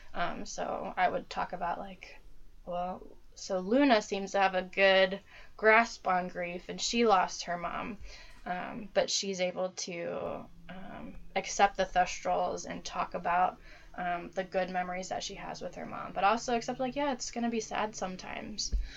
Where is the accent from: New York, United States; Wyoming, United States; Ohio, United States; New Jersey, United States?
Ohio, United States; Dayton; I'm from Dayton, Ohio. Um, I've lived here uh, all my life mostly.